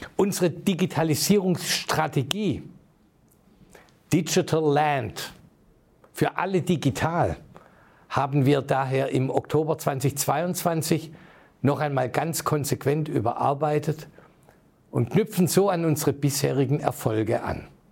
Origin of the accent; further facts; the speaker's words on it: Heilbronn, Baden-Württemberg, Germany; in meiner Heimatstadt Heilbronn